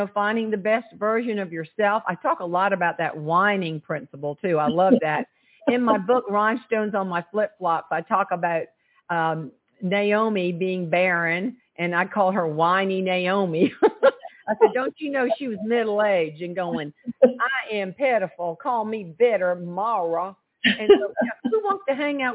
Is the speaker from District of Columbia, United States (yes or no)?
no; Charleston, South Carolina, United States; accent: twang; originally I'm from Charleston, South Carolina, and my daddy was a tomato farmer. So I write from the John's Island perspective in the low country, we call it